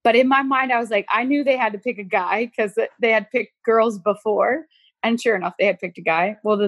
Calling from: Wisconsin, United States; Hi, I am in southern Wisconsin. I reside with my four children.

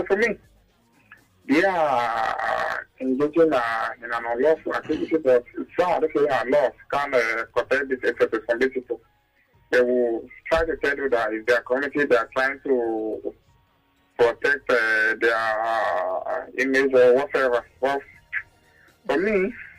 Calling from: Ecuador; Yeah, Ken, calling from Ecuador.

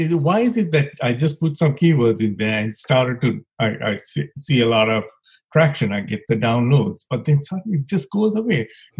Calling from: Maryland, United States; I'm calling from the East Coast in D.C., near D.C. I live in Maryland, working in D.C.

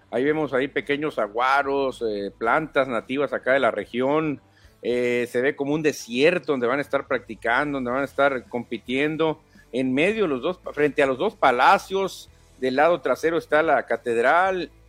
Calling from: Guadalajara, Jalisco, Mexico; como mexicano me siento cabizbajo porque Urias es un referente importante para el béisbol mexicano, ni hablar, esperemos que pronto se defina la situación, saludos desde Guadalajara.

